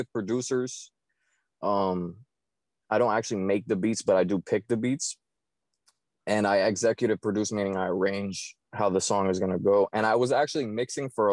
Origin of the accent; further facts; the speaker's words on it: Miami, Florida, United States; I was born and raised in Miami, Florida